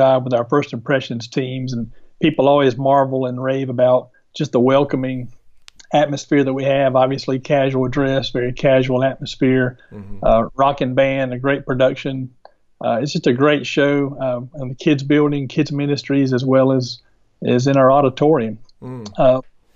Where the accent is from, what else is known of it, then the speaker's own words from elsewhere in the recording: North Augusta, South Carolina, United States; also born or lived in Fort Worth, Texas; I'm from North Augusta. This is my hometown.